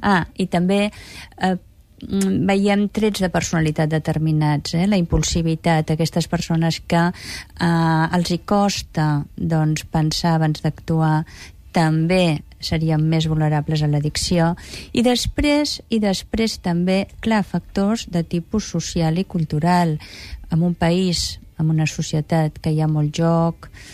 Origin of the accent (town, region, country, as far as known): Catalonia, Spain